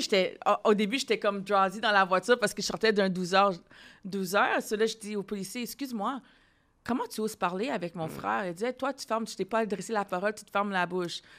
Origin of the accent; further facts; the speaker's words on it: Ottawa, Ontario, Canada; now in Montreal, Canada; je viens d'Ontario, hein, je viens d'Ottawa